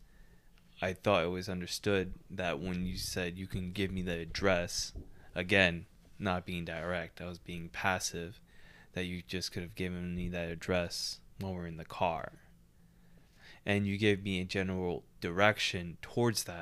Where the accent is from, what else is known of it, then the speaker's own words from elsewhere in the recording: Canada; We're Canadian